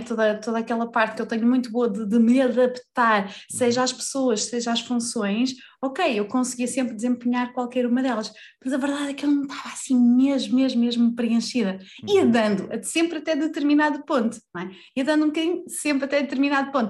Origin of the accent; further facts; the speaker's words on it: Vila Real, Norte, Portugal; moved away; also born or lived in Lisbon; eu nasci em Lisboa, cresci em Vila Real, voltei para Lisboa, já vivi no Norte, já vivi no Sul